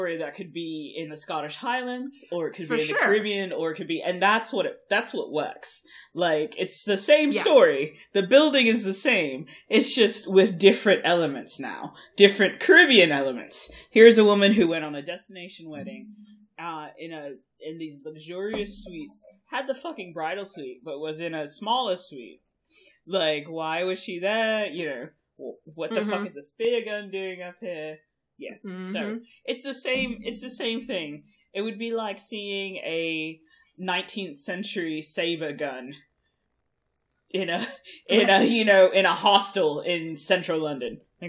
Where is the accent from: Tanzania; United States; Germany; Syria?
Germany; we Germans tend to just show up in random fucking places